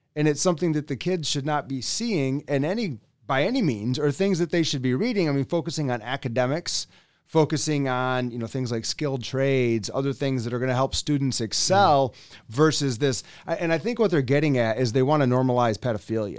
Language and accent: English; West Michigan, United States; also born or lived in Allendale, Michigan; I'm from West Michigan